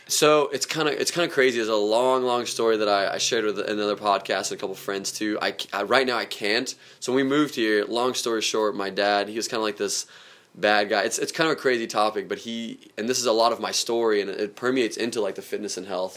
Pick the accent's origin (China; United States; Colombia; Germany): Germany; moved away; geographically where I grew up around too in Germany